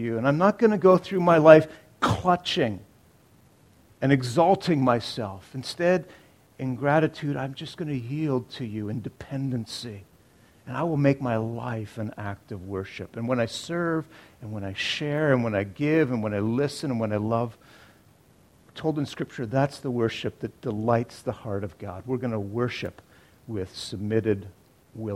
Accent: Canada; We're Canadian Baptists

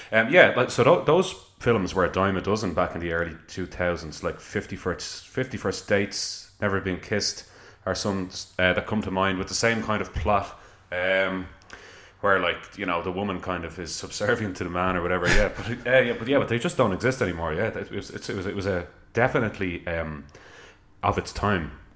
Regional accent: Ireland; I'm an Irish person

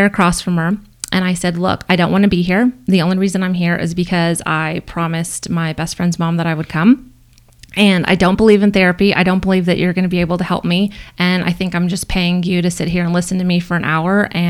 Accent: Corpus Christi, Texas, United States; moved away as an adult; now in Boulder, United States; I moved back to my hometown in Corpus Christi

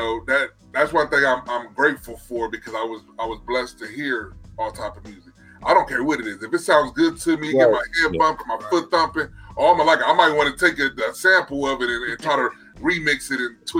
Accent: Columbus, Ohio, United States; we're not even from Texas. We're from Columbus.

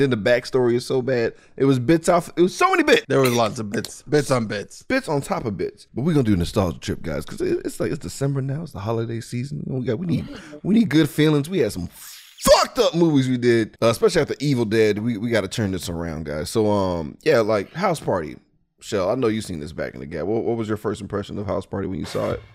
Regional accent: Mississippi, United States; I'm from Mississippi

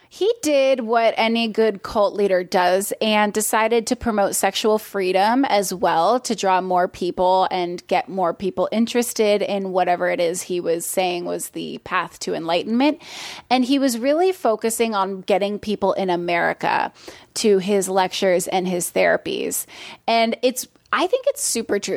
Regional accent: Portland, Oregon, United States; moved away as an adult; now in Los Angeles, United States; originally I'm from Portland, Oregon

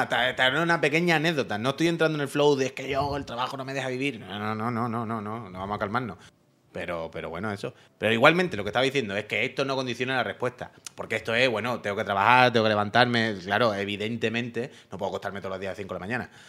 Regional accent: Alcantarilla, Region of Murcia, Spain; yo soy de Alcantarilla

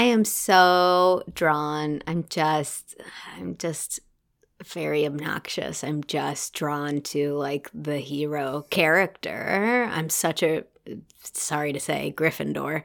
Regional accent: United States; as an American actor

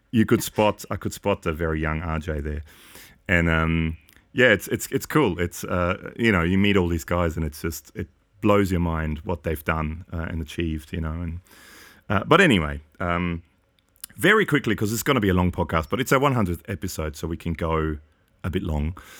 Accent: Austria; moved away; I grew up in Austria

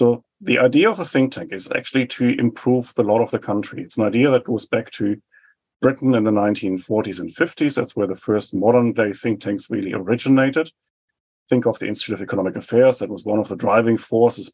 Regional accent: Germany; now in New Zealand; I was born in 75 in West Germany, and that was a time, of course, when my home country was divided

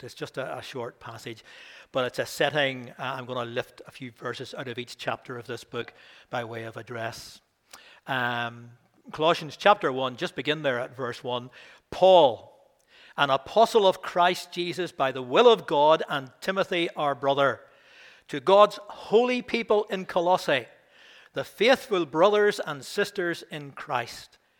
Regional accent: Belfast, Northern Ireland, United Kingdom; also born or lived in Rathfriland; I didn't come from the country originally, I came from Belfast

